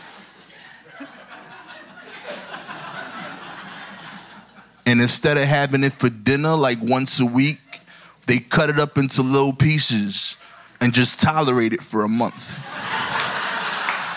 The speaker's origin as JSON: {"language": "English", "town": "New York City", "region": "New York", "country": "United States", "said": "I'm from East New York, Brooklyn"}